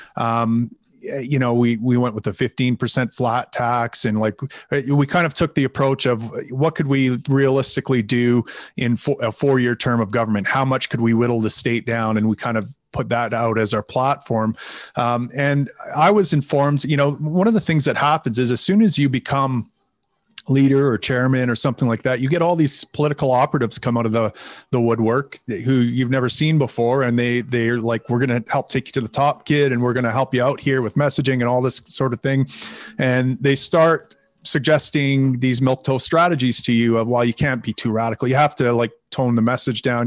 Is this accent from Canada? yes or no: yes; Canada; I am from Canada.